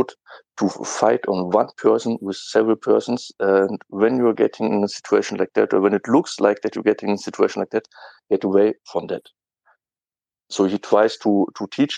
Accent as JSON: {"language": "English", "country": "Germany", "second_language": "English", "said": "I'm from Germany"}